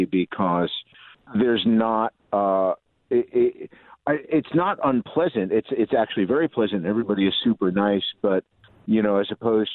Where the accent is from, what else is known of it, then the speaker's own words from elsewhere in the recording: Newark, New Jersey, United States; I am from New Jersey. I was born in Newark